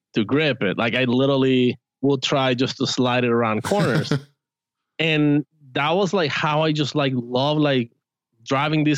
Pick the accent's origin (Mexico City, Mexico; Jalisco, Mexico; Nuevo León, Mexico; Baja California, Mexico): Jalisco, Mexico; Guadalajara; now in United States; I was born and raised in Guadalajara, Mexico